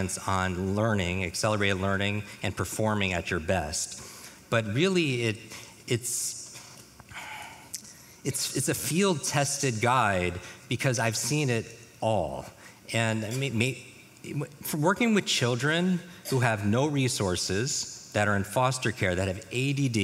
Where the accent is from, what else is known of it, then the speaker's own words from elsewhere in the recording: New York, United States; moved away; I grew up in the Northeast, in New York.